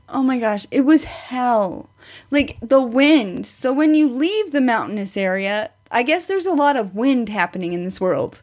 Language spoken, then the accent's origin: English; Springfield, Missouri, United States; I'm from the Springfield area